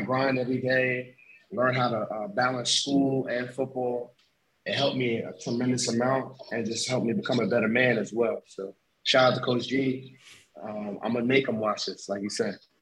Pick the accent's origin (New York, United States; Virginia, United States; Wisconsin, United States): New York, United States; North Babylon; moved away as an adult; I'm from Long Island, New York. from a town called North Babylon, New York.